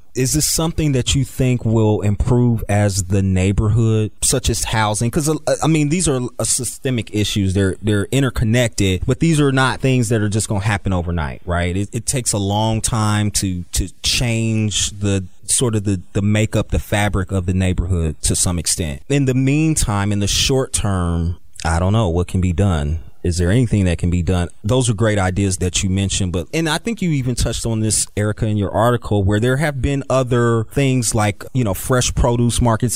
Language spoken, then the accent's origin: English; Dayton, Ohio, United States; I'm originally from Dayton, Ohio